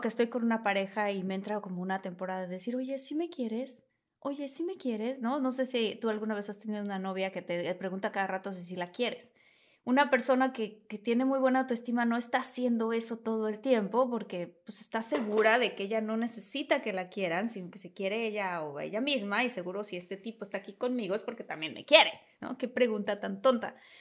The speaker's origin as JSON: {"language": "Spanish", "town": "Villahermosa", "region": "Tabasco", "country": "Mexico", "moved": "as an adult", "said": "Venía de Villahermosa, Tabasco"}